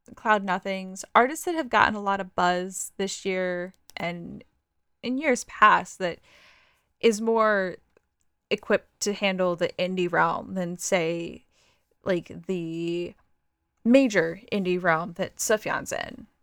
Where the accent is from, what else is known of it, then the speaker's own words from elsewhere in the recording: Pennsylvania, United States; I consider Pennsylvania my home state